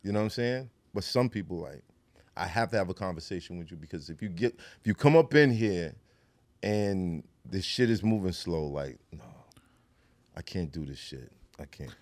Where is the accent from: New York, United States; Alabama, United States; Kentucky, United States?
New York, United States; New York City; being from Brooklyn